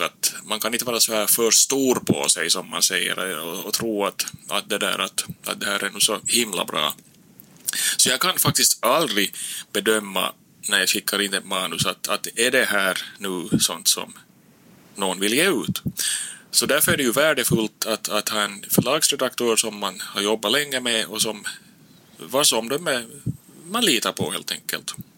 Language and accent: Swedish; Nykarleby, Ostrobothnia, Finland; now in Turku, Finland; jag är då själv från Österbotten som du sa, upp uppväxt i Nykarleby